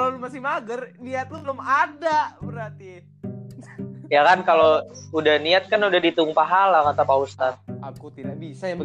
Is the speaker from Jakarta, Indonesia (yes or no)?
no; Bekasi, West Java, Indonesia; gue asal Bekasi.